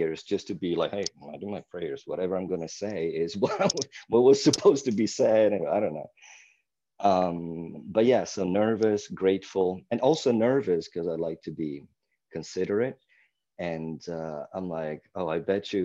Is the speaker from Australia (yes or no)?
no; Milan, Lombardy, Italy; first language Italian; English is a second language; moved away; I was born in 1975 in Milan, Italy.